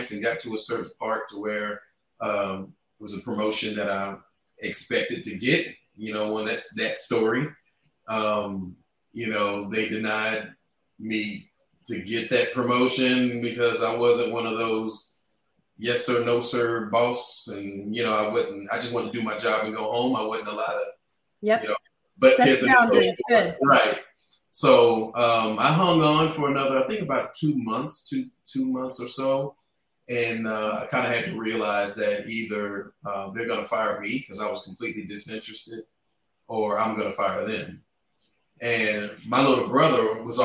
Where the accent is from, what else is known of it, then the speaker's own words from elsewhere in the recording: Fort Worth, Texas, United States; now in Dallas, United States; born and raised here in Fort Worth, Texas